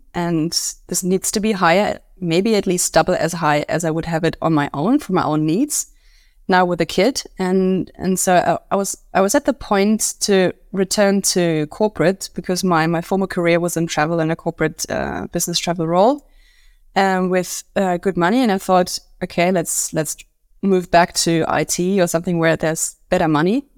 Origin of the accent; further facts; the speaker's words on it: Munich, Bavaria, Germany; also born or lived in London; I'm from Munich and I am a Pilates instructor